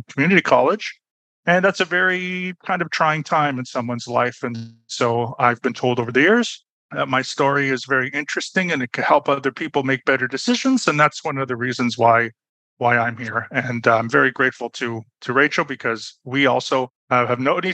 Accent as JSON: {"language": "English", "town": "Toronto", "region": "Ontario", "country": "Canada", "tie": "born or raised there", "also_born_or_lived": "Berlin, Germany", "moved": "as an adult", "lives_now": "Budapest, Hungary", "said": "I was born and raised in Toronto, Canada, but I'm currently living in Budapest, Hungary."}